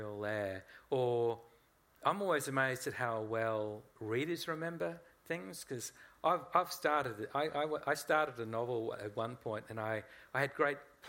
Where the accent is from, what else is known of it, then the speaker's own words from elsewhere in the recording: Australia; Even though I am Australian, and I love this country, it's where my children were born.